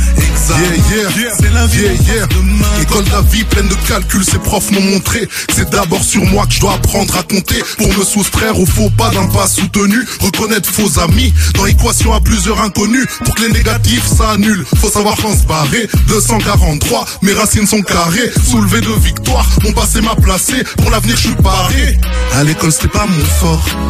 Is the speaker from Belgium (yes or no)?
yes; Brussels, Brussels-Capital Region, Belgium; je viens de Bruxelles